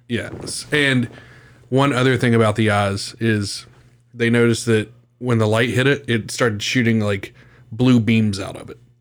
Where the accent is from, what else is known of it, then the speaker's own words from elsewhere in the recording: West Virginia, United States; my home state of West Virginia